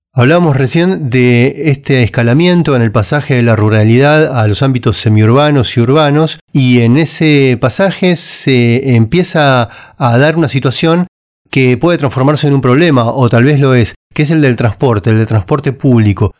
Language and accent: Spanish; Argentina; en un país como Argentina, que estuvimos tanto tiempo eh, aislados